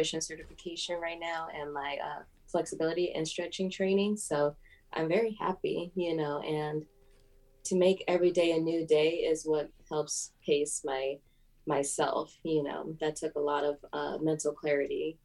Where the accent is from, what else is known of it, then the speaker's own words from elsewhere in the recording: Los Angeles, California, United States; I grew up in Venice, California